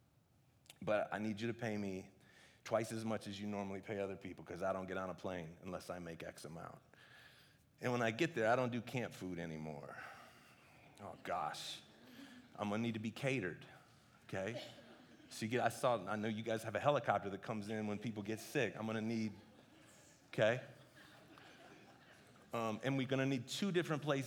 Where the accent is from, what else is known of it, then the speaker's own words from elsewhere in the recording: United States; I'm an American